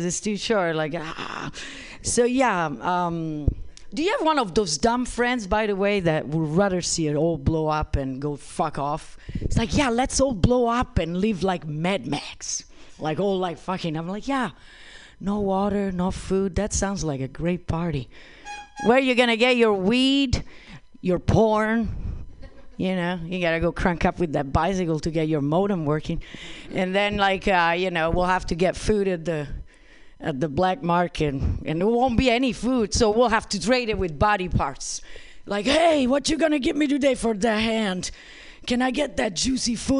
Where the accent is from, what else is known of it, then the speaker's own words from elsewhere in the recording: Rome, Lazio, Italy; moved away; I come from this little place in the middle of Europe called Italy. Anybody? I was born in Rome